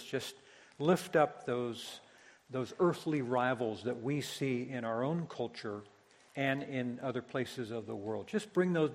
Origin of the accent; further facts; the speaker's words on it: United States; as American Christians